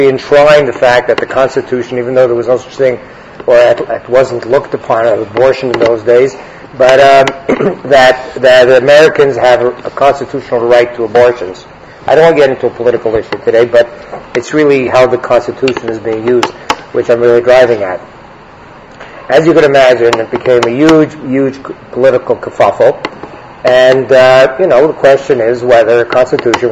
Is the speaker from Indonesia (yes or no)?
no; Canada; I'm a Canadian, but I am a lawyer by background